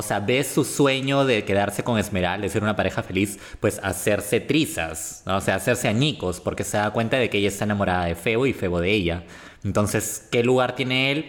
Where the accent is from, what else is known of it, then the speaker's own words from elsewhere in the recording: Peru; nosotros como peruanos que, vivimos lamentablemente esta realidad